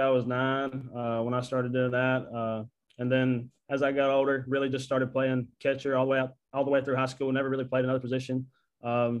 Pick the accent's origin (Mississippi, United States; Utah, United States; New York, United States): Mississippi, United States; Houston; also born or lived in Tupelo, Mississippi; I was born in Tupelo, Mississippi. Grew up in Houston, Mississippi